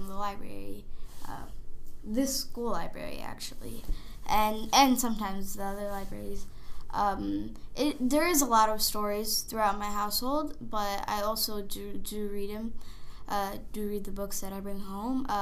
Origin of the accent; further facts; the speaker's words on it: United States; I was born in the United States